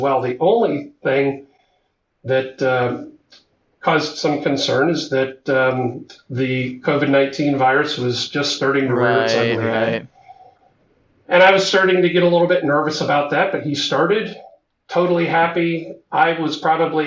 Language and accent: English; Ohio, United States; moved away as an adult; now in Texas, United States; I grew up in Ohio